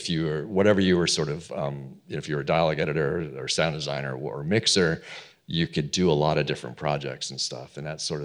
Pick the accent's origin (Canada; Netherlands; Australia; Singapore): Canada; Toronto, Ontario; I'm from Toronto, Canada, originally.